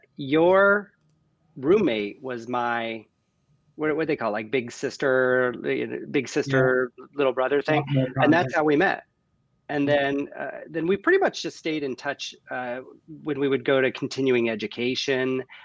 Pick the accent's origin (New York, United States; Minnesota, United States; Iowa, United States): Iowa, United States; Sigourney; moved away; also born or lived in Burlington, Iowa; Well, I'm from Iowa originally. I grew up in Sigourney and graduated from Burlington. My last 2 years of high school were in Burlington.